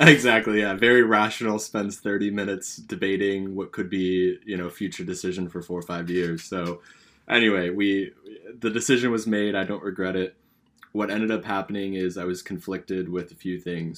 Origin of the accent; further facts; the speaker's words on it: California, United States; also born or lived in British Columbia, Canada; now in Canada; I'm from California, West Coast, Best Coast